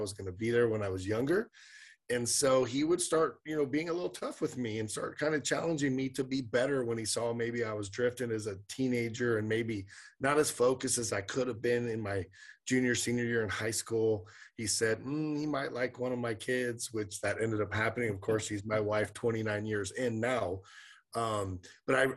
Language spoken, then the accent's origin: English; Sacramento, California, United States; We were both born and raised in Sacramento